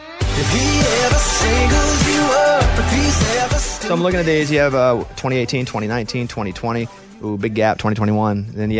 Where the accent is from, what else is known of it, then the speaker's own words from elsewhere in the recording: Arkansas, United States; I'm from Arkansas.